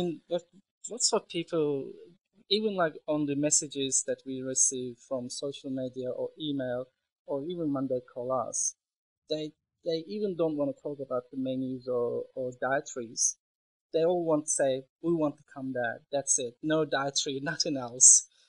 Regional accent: Istanbul, Turkey; now in Melbourne, Australia; So I was born in Istanbul, grew up in Istanbul, and also studied tourism and hotel management in Istanbul.

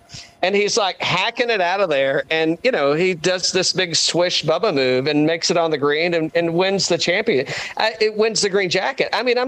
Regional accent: East Tennessee, United States; moved away; I'm originally from East Tennessee

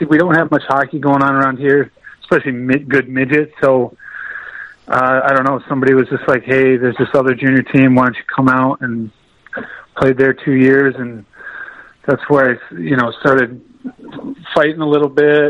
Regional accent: Old Lyme, Connecticut, United States; Old Lyme, Connecticut. Little big bad Old Lyme, town 7,000 here on Long Island Sound

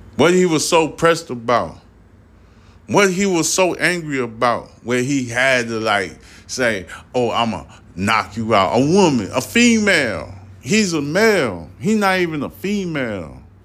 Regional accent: New York City, New York, United States; also born or lived in Haiti (ancestry); I'm from Brooklyn, New York

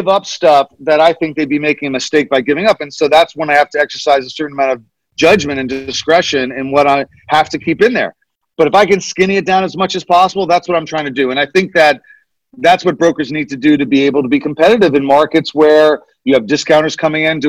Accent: Nyack, New York, United States; my hometown, Nyack, New York

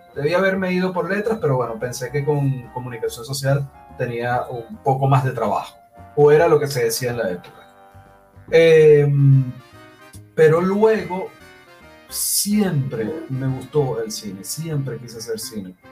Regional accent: Maracaibo, Zulia, Venezuela; also born or lived in Havana, Cuba; como era del Zulia, como soy del Zulia, como soy maracucho

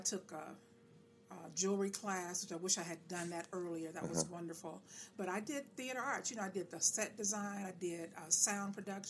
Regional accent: Gary, Indiana, United States; also born or lived in Grinnell, Iowa; now in Indianapolis, United States; I'm born in Gary, Indiana. I'm a native Hoosier.

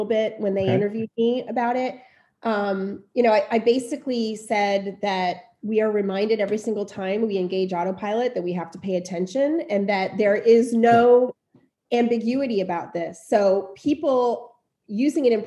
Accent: Ocala, Florida, United States; moved away as an adult; also born or lived in Miami / Cincinnati / Boston / Philadelphia; now in Newport, United States; I'm from Ocala, Florida. I was born in Miami, but I grew up mostly in Ocala, and I left Ocala when I was 20 years old

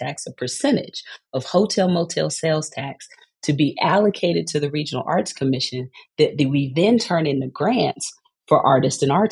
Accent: Texas, United States; moved away as an adult; also born or lived in Atlanta, Georgia; now in St. Louis, United States; as a Texan

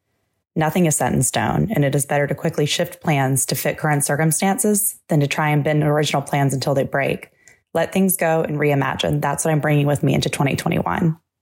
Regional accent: Charlotte, North Carolina, United States; Being born and raised in Charlotte, I have seen Charlotte in many seasons

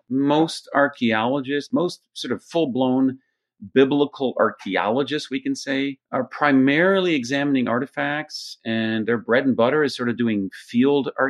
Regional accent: Jerusalem, Jerusalem District, Israel; also born or lived in United States; I'm from a mix because I grew up in Jerusalem, but I was trained partly in Jerusalem, partly in the States. So I'm part of that sort of, you know, Near Eastern Israeli world. I speak Hebrew and Arabic

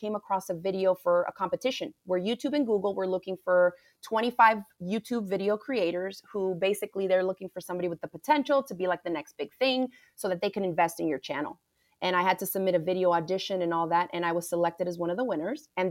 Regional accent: Miami, Florida, United States; I grew up right in Miami, Florida. My family is from the Caribbean

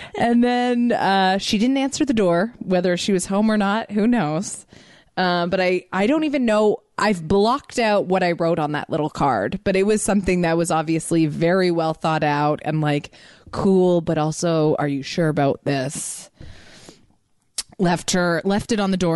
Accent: Toronto, Ontario, Canada; I'm from Toronto

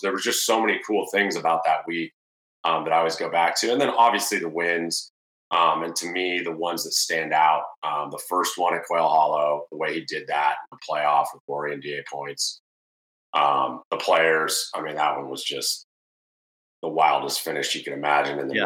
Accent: Murrieta, California, United States; both from Marietta, California

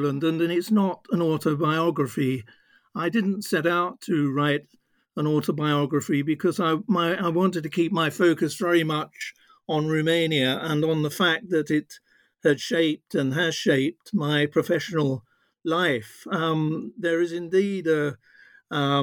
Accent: London, United Kingdom; also born or lived in Norfolk; I was born in Norfolk, but at a very early age, my parents brought me to London

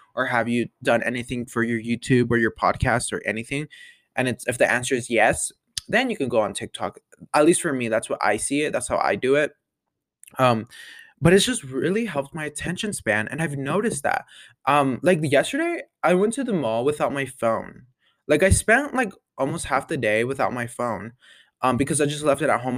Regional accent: Colorado, United States; born or raised there

